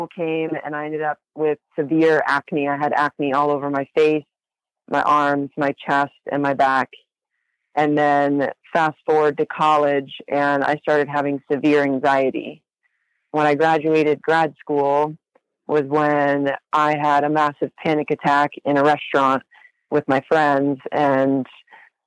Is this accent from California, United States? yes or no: yes; Huntington Beach, California, United States; I grew up in Huntington Beach in Orange County. My whole life I've lived in California